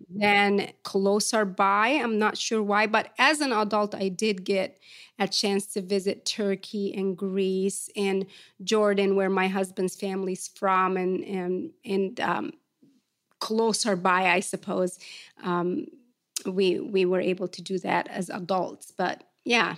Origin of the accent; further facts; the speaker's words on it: Port Said, Port Said Governorate, Egypt; now in Atlanta, United States; I grew up in Port Said, which is one of Egypt's cosmopolitan cities right on the Mediterranean.